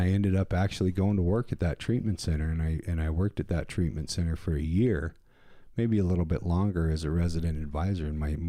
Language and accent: English; Wyoming, United States; Gillette, Wyoming and my hometown are all the way on opposite ends of the state.